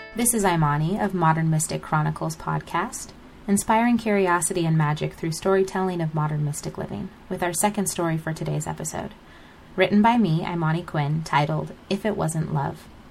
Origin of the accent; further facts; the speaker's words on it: United States; my father is Nigerian, and although I was raised in America